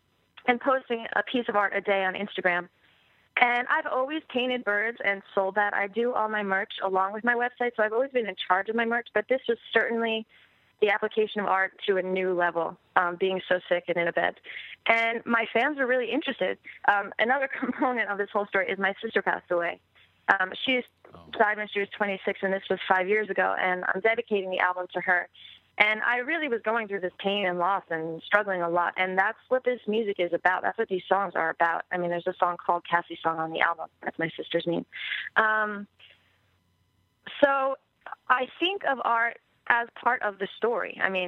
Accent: Bayport, New York, United States; also born or lived in England; I am from Long Island, yes.

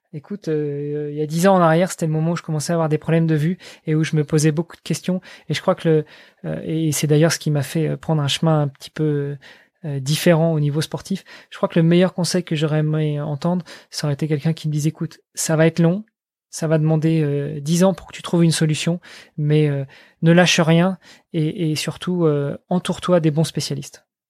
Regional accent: France; moved away; je je suis français, je vis à l'étranger, je suis marié avec une étrangère

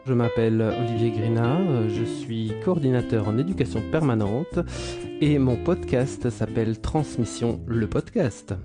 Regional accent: France; now in Brussels, Belgium; J'habite Bruxelles, je ne suis ah pas bruxellois. Enfin bon, si je suis bruxellois. Je suis français

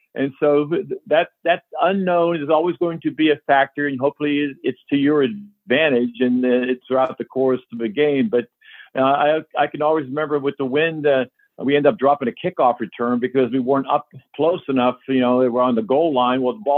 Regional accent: Johnstown, Pennsylvania, United States; we had a lot of rain when I grew up in Johnstown

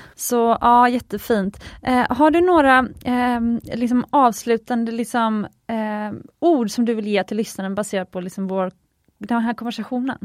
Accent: Sweden; i Sverige vi är väldigt effektiva

